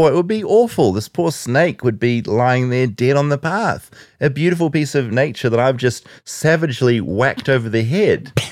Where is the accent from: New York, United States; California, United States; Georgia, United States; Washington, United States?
Washington, United States; I grew up outside Seattle. There's a lot of black bears in Washington.